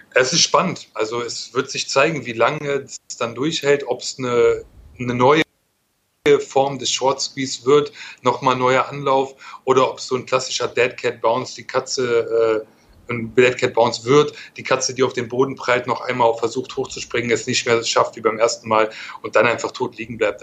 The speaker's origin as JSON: {"language": "German", "country": "Germany", "said": "Ich bin kein Italiener, ich bin Deutscher."}